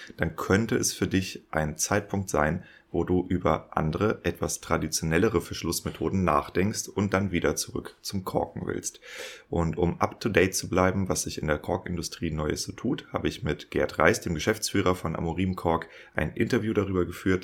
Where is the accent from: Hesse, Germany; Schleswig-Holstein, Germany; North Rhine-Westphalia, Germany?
Schleswig-Holstein, Germany; Kiel; ich bin ja in Kiel geboren